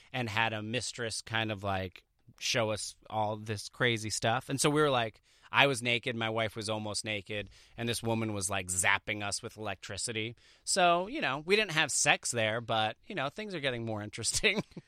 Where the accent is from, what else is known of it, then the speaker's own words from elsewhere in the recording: Jersey Shore, New Jersey, United States; I grew up on the Jersey Shore